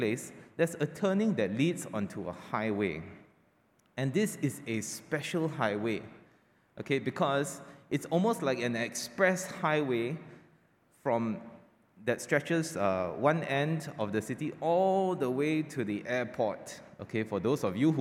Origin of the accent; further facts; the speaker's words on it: Kuala Lumpur, Malaysia; now in Penang, Malaysia; KL is my hometown.